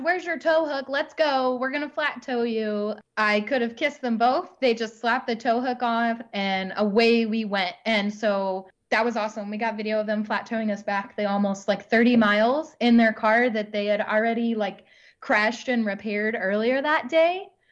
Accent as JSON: {"language": "English", "area": "near Hundred Acre Wood", "region": "Missouri", "country": "United States", "tie": "born or raised there", "moved": "yes", "said": "really near my hometown"}